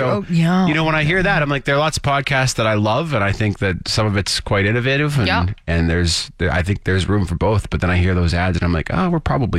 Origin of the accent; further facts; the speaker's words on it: Saskatchewan, Canada; accent: Canadian; dirty Sasky; I definitely have a Canadian accent.